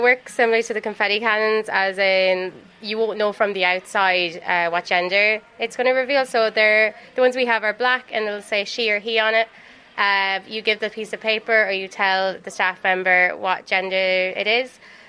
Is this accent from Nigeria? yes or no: no; Sligo, Connacht, Ireland